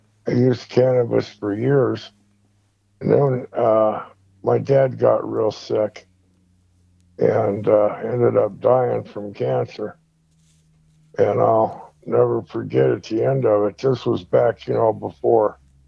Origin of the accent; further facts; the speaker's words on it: Reno, Nevada, United States; moved away as an adult; also born or lived in La Harpe, Illinois / Fort Hood, Texas / Fort Leonard Wood, Missouri / Colorado; now in California, United States; we relocated to Reno and basically were in Reno for the next 30 years